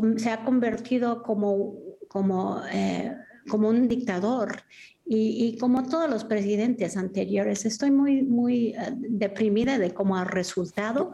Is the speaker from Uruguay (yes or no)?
no; United States; moved away as an adult; now in San Miguel de Allende, Mexico; viví y nací en los Estados Unidos